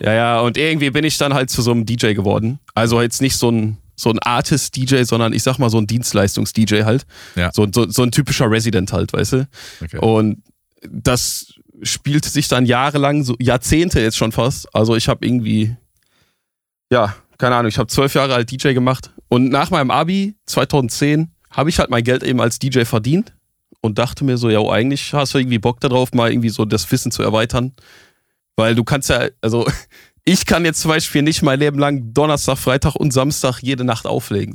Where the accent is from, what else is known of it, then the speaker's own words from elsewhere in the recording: Essen, North Rhine-Westphalia, Germany; ich komme aus Essen.